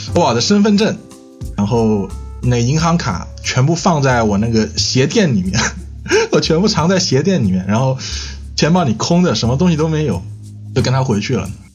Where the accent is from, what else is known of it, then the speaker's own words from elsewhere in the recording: Chongqing, China; 现在的话是住在重庆市啊，我也是重庆人